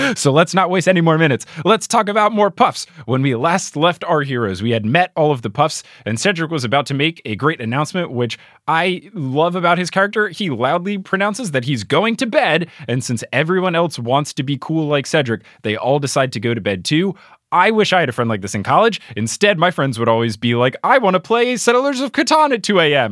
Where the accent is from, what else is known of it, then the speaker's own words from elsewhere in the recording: New Jersey, United States; New Jersey, my home state